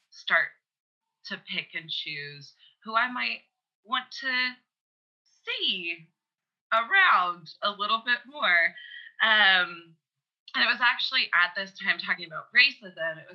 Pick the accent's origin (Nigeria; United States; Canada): Canada; we're both Canadian as well